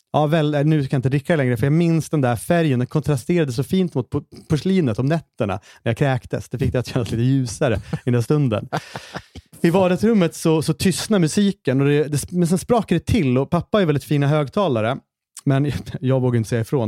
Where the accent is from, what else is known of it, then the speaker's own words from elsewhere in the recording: Hallstahammar, Västmanland, Sweden; moved away; jag är i Hallstahammar, min, min hemstad igen